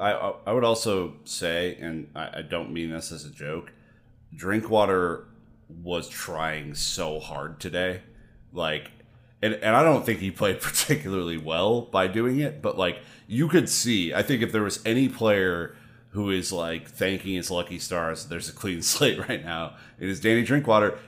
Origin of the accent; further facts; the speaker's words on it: United States; me being an American